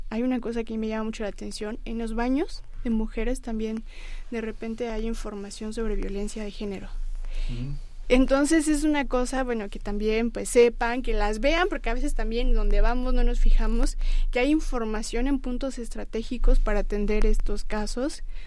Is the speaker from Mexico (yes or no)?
yes; Mexico; nosotros como mexicanos